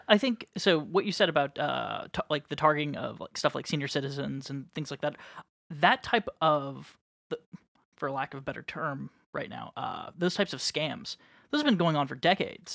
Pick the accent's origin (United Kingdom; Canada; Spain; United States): United States; Midwest; moved away; also born or lived in Chicago; I'm from the Midwest